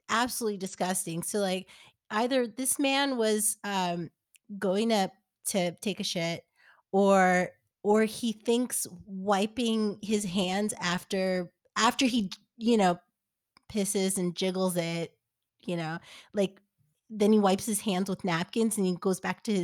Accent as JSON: {"language": "English", "region": "New York", "country": "United States", "tie": "born or raised there", "said": "And I yeah, and I I grew up in New York. I I've never experienced that."}